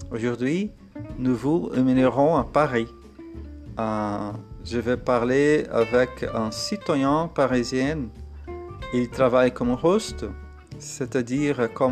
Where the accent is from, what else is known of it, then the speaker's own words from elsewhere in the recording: Santos, São Paulo, Brazil; born there; French is a second language; moved away as an adult; Je suis brésilien, né à Santos, C'est une ville au bord de la mer près de São Paulo. J'ai 40 ans